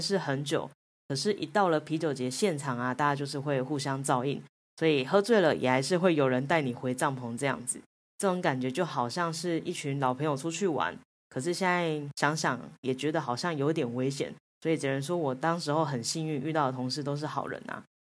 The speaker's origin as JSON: {"language": "Chinese", "country": "Taiwan", "said": "那亚洲的话呢，就只有我一个台湾人"}